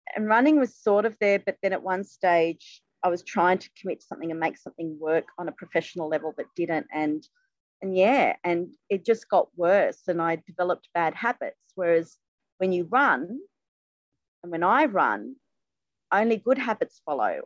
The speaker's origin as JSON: {"language": "English", "town": "Sydney", "region": "New South Wales", "country": "Australia", "tie": "born or raised there", "also_born_or_lived": "England"}